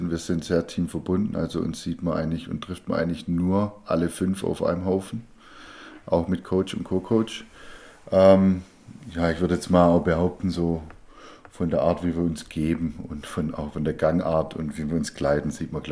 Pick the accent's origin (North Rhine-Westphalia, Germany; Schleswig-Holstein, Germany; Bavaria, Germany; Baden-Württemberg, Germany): Baden-Württemberg, Germany; Ja, als Schwabe äh, kauft man keine Spätzle, sondern macht sie selber.